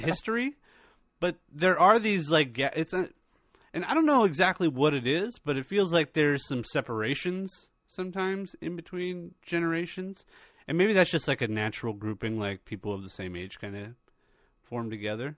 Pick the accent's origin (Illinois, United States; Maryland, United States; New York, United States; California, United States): California, United States; I was born and raised in California